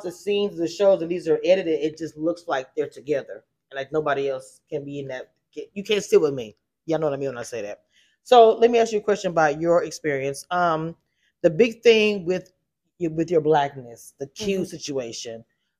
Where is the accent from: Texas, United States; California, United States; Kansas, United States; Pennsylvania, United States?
California, United States; also born or lived in Louisiana; And my sister, because we came from California, we talked extremely proper. We grew up in the military.